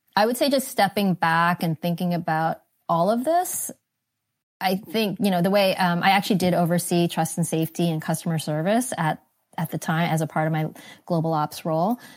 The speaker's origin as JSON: {"language": "English", "region": "East Coast", "country": "United States", "tie": "born or raised there", "also_born_or_lived": "Singapore", "moved": "as an adult", "lives_now": "California, United States", "said": "I grew up on the East Coast"}